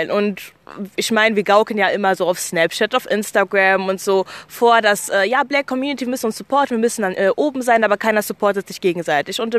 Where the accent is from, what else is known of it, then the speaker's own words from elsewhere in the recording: Germany; born there; deshalb würde ich schon bezeichnen, dass Deutschland meine Heimatstadt ist allgemein, weil ich einfach hier geboren wurde.